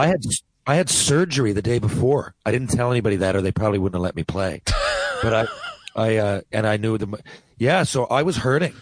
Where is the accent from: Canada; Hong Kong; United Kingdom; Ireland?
Canada; St. John's, Newfoundland and Labrador; moved away; I loved playing in my hometown